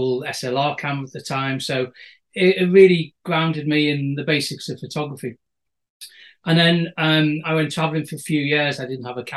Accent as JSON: {"language": "English", "area": "Wirral Peninsula", "region": "North West England", "country": "United Kingdom", "tie": "born or raised there", "moved": "yes", "lives_now": "Northumberland, United Kingdom", "said": "I was brought up on the Wirral Peninsula, so we're surrounded by salt water on three sides."}